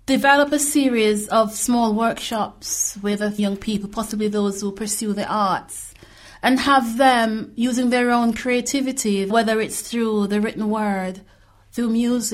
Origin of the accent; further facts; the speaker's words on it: Jamaica; now in United Kingdom; I grew up in Jamaica, and there is always this discard associated with Darwin and evolution versus Christianity. Jamaica is a deeply religious country. You grow up going to church